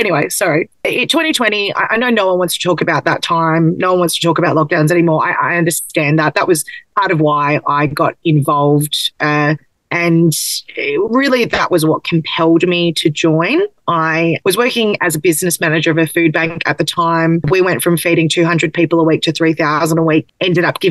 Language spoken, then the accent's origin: English; Melbourne, Victoria, Australia; I grew up in Blackburn North, one street away from the electorate of Warrandyte